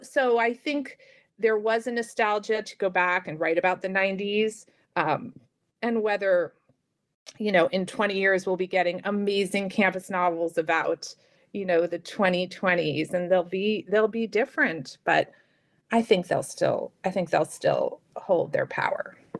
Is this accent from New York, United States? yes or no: yes; New York City, New York, United States; I grew up in New York City, in Manhattan